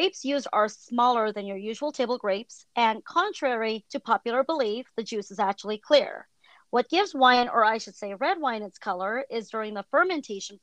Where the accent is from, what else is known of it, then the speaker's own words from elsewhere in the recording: San Francisco Bay Area, California, United States; moved away as an adult; I'm originally from the San Francisco Bay Area, so my backyard was Napa Valley